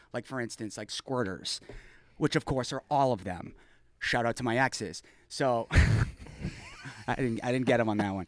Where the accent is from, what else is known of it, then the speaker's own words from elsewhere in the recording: Mansfield, Massachusetts, United States; also born or lived in Foxborough, Massachusetts; I grew up in Mansfield, moved over to Foxborough